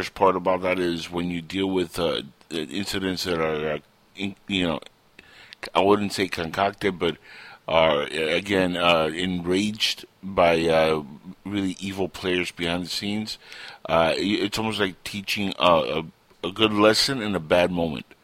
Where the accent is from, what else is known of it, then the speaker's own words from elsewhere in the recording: Cuba; moved away; I come from Cuba